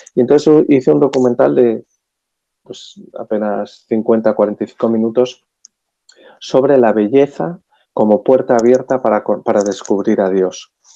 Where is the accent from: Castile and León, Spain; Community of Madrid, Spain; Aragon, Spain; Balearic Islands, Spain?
Community of Madrid, Spain; Madrid; yo soy un madrileño de 48 años